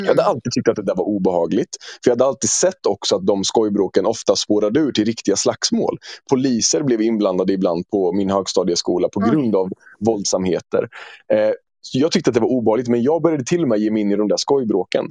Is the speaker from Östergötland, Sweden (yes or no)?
yes; Norrköping, Östergötland, Sweden; jag är född och uppvuxen i Norrköping